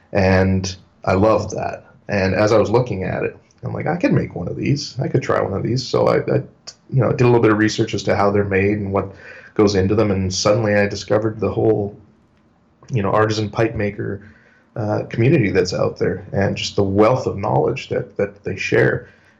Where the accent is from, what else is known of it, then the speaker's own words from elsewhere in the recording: Winnipeg, Manitoba, Canada; also born or lived in Paraguay; I've been here I was born here, but, I grew up in Paraguay, South America. So I was there for several years until I was about 11 years old. And since then, I've lived here in Canada, in Winnipeg.